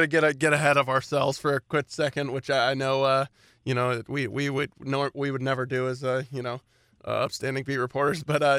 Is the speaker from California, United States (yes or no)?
no; Kentucky, United States; I grew up in Kentucky